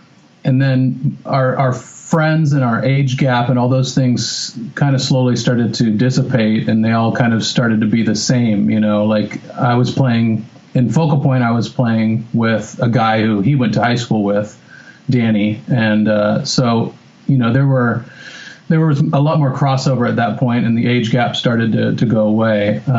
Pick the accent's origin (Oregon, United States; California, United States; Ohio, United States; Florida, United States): Oregon, United States; Bend; also born or lived in Whittier; I was born in Whittier. And then for the first, pretty much moved out of Whittier like the first year I was alive. And then the first 10 years of my life were in Bend, Oregon